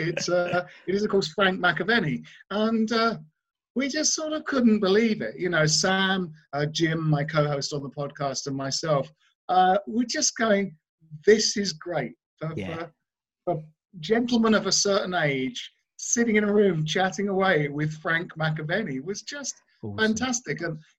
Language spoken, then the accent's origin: English; Bromley, London, United Kingdom; I grew up in Bromley in South London